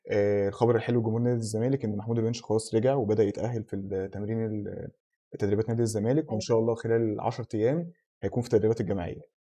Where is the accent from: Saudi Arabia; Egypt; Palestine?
Egypt; إحنا كمصريين